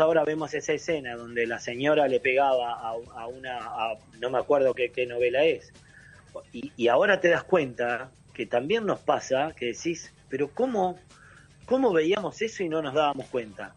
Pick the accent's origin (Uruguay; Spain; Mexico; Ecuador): Uruguay; San José de Mayo, San José; moved away as an adult; also born or lived in Argentina; now in Ciudad de la Costa, Uruguay; yo me fui de San José directo a Telefe a trabajar con Tinelli